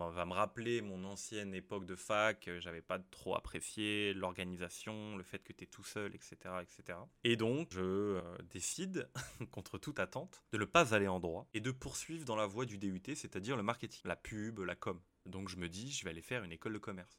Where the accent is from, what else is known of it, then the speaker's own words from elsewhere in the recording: France; Je suis français